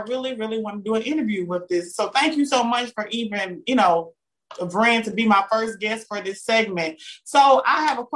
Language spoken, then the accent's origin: English; the South, United States; I'm from the South